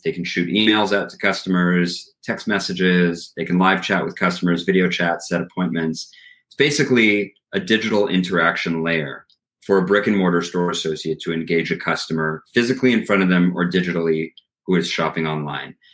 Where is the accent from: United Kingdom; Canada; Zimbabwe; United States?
Canada; now in Montreal, Canada; as a Canadian